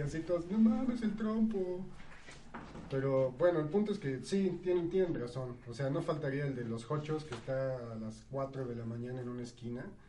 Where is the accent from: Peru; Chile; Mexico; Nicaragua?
Mexico